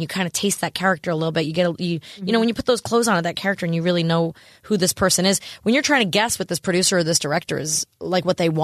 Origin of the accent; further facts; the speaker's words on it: Sayville, New York, United States; I'm from Sayville, Long Island